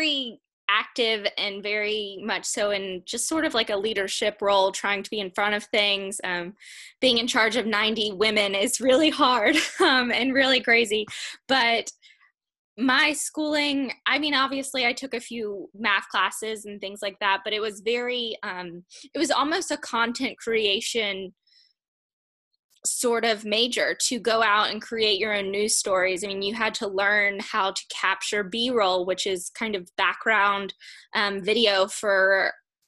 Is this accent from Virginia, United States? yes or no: yes; Chesapeake, Virginia, United States; also born or lived in Richmond, Virginia / North Carolina; I'm actually from Chesapeake, Virginia